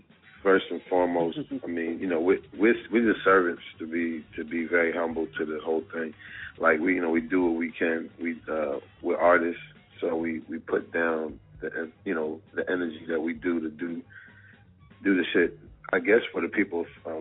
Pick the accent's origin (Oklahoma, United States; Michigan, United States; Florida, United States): Florida, United States; Tallahassee; we came up from Tallahassee, Florida, along with the homies ….